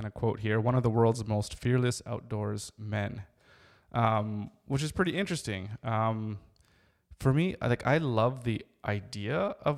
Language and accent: English; Canada; I'm Canadian.